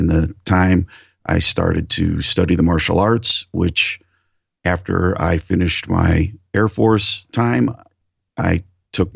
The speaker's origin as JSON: {"language": "English", "region": "Northeast Ohio", "country": "United States", "tie": "born or raised there", "moved": "as an adult", "said": "I grew up in Northeast Ohio in a working class home"}